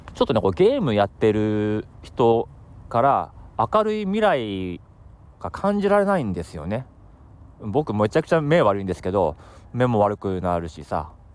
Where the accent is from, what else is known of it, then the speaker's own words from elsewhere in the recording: Akita, Japan; moved away; also born or lived in Tokyo; それがもう上京してきたタイミングだったんでもう正直、ね、秋田県の田舎者ですから、まあ、東京来て